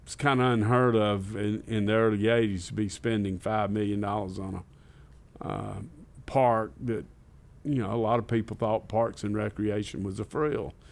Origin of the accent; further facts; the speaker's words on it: Batesburg-Leesville, South Carolina, United States; moved away as an adult; also born or lived in Rock Hill, South Carolina; Grew up in Batesburg, Leesville, South Carolina